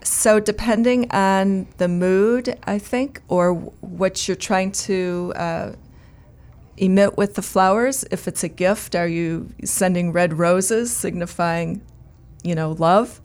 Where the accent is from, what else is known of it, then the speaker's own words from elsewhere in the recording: outside of Chicago, Illinois, United States; I grew up outside of Chicago